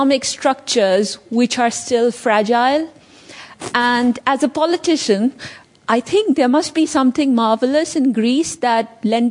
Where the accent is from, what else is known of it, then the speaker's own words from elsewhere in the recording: Pakistan; moved away; I am originally from Pakistan